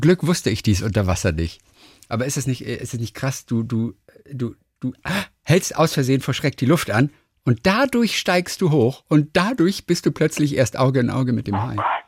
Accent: Bavaria, Germany; als Franke

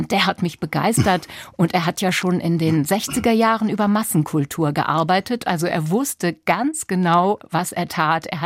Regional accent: Lower Saxony, Germany; ich komme aus Niedersachsen, wo ich kein Latein in der Schule hatte

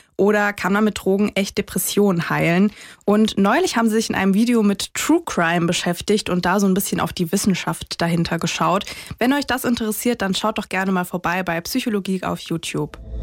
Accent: near Baden-Baden, Baden-Württemberg, Germany; ich komme ursprünglich aus der Nähe von Baden-Baden

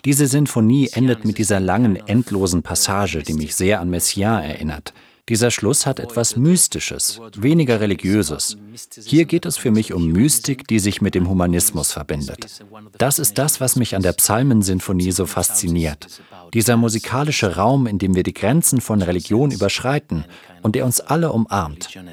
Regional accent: Granada, Andalusia, Spain; moved away; in meiner Heimatstadt Granada

